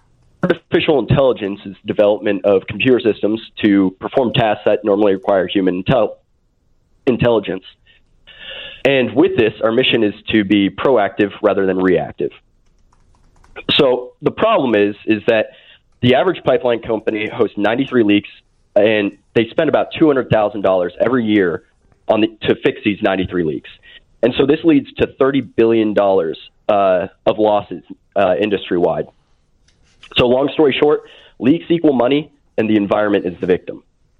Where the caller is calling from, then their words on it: State College, Pennsylvania, United States; Actually, State College, Pennsylvania. We're actually in the single digits